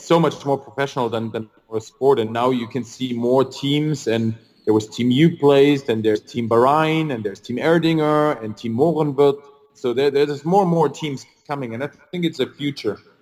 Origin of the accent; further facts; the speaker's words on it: near Stuttgart, Baden-Württemberg, Germany; also born or lived in Luxembourg; I was born in Germany near the area of Stuttgart